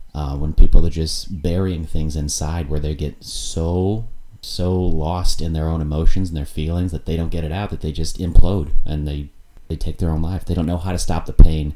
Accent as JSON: {"language": "English", "town": "Indianapolis", "region": "Indiana", "country": "United States", "also_born_or_lived": "Chattanooga, Tennessee / Gainesville, Florida", "moved": "as an adult", "lives_now": "Milwaukee, United States", "said": "Indianapolis, Indiana, where I'm from. Mm-hmm. Indiana's my home state."}